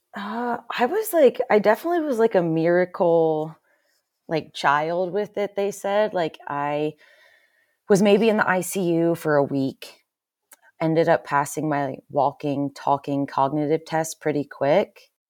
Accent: Pennsylvania, United States; now in Salt Lake City, United States; I lived, I grew up in Pennsylvania, kind of middle of nowhere, Amish country

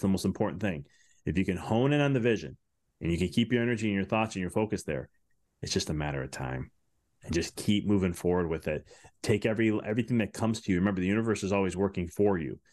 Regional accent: Chicago, Illinois, United States; I'm from Chicago

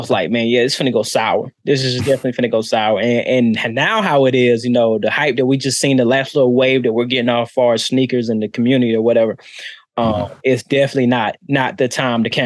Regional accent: Charlotte, North Carolina, United States; Charlotte, North Carolina.

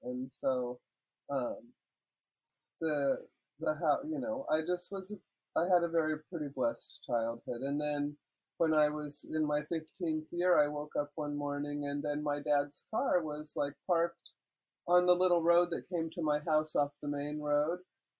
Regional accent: Washington, United States; moved away as an adult; now in Canada; Yeah, and it's good because I was born in the States, and so then I fell in love with Robert, and then I moved to Canada.

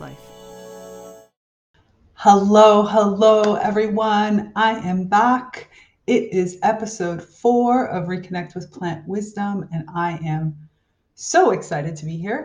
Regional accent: South Florida, United States; I grew up in South Florida

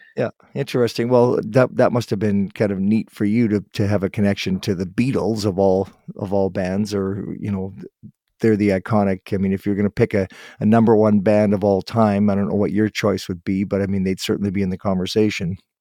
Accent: Guelph, Ontario, Canada; I was born in Guelph

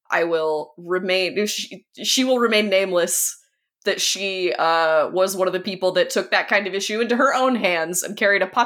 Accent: Oklahoma, United States; also raised in the South. I'm from Oklahoma

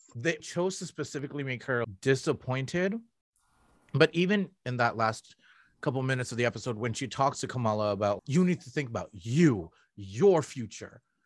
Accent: Toronto, Ontario, Canada; I'm from Scarborough.

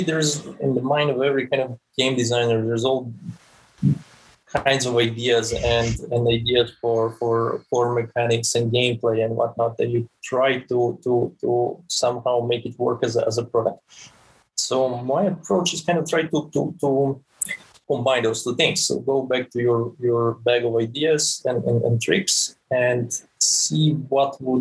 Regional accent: Serbia; moved away as an adult; also born or lived in Switzerland / Tampere, Finland; now in Helsinki, Finland; I'm originally from Serbia

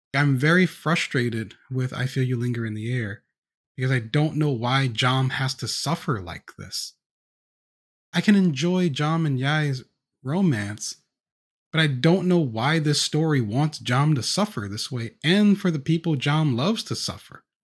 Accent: the South, United States; I'm black, and I'm from the U S, and I grew up in the South

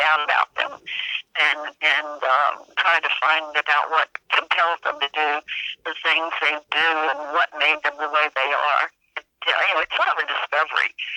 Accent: the South, United States; I grew up in the South

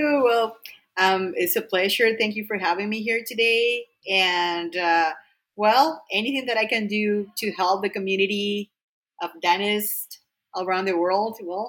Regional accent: Venezuela; moved away as an adult; also born or lived in New Mexico, United States / Boston, United States; now in United States; And then I was living in Venezuela. I'm from Venezuela.

